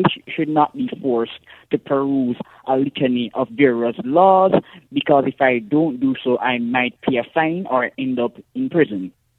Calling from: parish of St. Andrew, Saint Andrew, Jamaica; I'm calling from Jamaica in the parish of St. Andrew in the urban area.

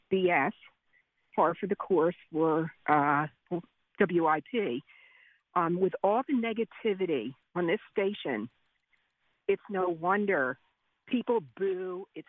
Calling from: Pottstown, Pennsylvania, United States; I'm calling from Pottstown.

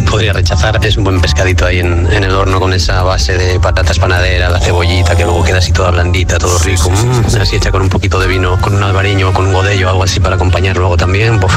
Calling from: Jumilla, Region of Murcia, Spain; Buenas noches … de Jumilla, Murcia.

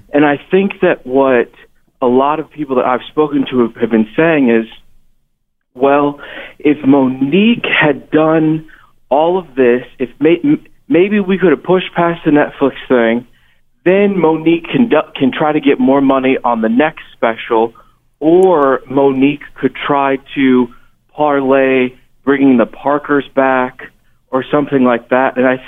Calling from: Missouri, United States; calling from Missouri.

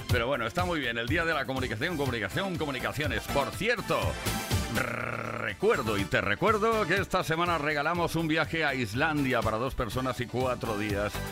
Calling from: Cartagena, Region of Murcia, Spain; de Cartagena.

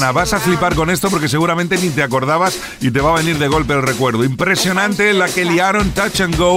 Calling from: Navarre, Spain; soy … de Navarra y tanto yo como mi mujer somos unos forofos de tu programa.

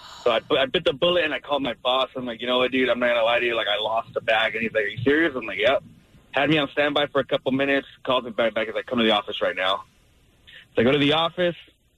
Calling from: Bahamas; Well, I don't know if you guys can tell, but I'm calling from the Bahamas right now.

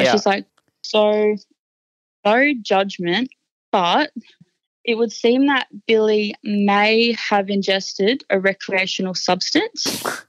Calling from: Brisbane, Queensland, Australia; I'm calling from Brisbane.

